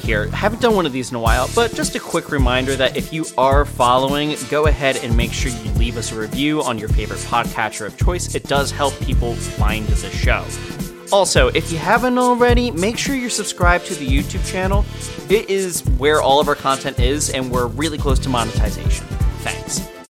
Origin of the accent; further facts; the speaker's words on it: Philadelphia, Pennsylvania, United States; we are from Philly